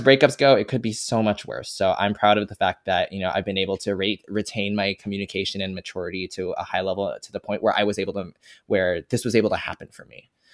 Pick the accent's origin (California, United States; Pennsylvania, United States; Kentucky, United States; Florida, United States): California, United States; Fremont; I grew up in Fremont, California, a Asian ass city.